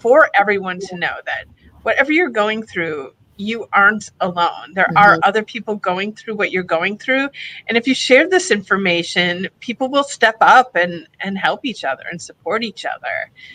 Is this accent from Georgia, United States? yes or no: no; Wisconsin, United States; also born or lived in Florida; now in Fort Lauderdale, United States; I'm originally from Wisconsin, a good a good old Midwestern girl, and but I've lived down in Florida for 20 plus years